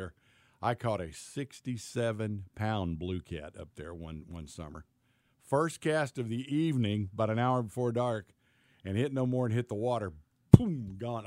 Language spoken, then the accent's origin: English; East Tennessee, United States; moved away; the lake I grew up on in East Tennessee, on Cherokee Lake.